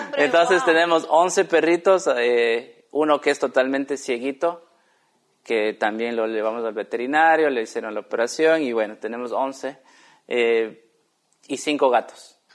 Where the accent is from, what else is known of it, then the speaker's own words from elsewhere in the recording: Cuenca, Azuay, Ecuador; moved away; also born or lived in Quito; soy de Cuenca, pero fuimos a Quito a trabajar